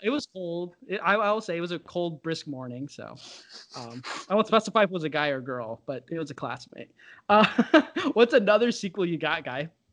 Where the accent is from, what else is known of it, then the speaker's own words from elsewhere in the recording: Northern Illinois, United States; I'm like from Northern Illinois.